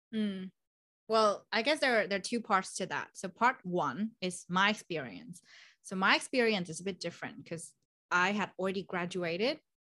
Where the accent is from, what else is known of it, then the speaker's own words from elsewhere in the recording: Vietnam; moved away as an adult; now in Melbourne, Australia; I'm originally from Vietnam, beautiful country